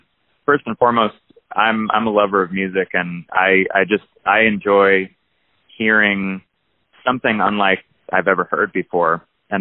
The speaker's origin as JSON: {"language": "English", "region": "New Jersey", "country": "United States", "tie": "born or raised there", "moved": "yes", "lives_now": "Athens, United States", "said": "I grew up in New Jersey"}